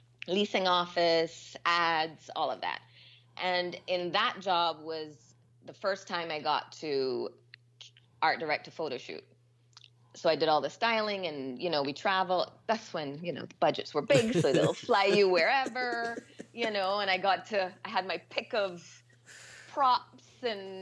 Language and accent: English; Barbados; I am from Barbados.